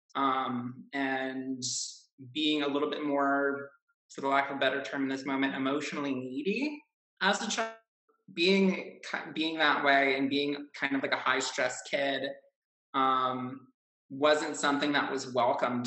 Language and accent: English; Chicago, Illinois, United States; I am from Chicago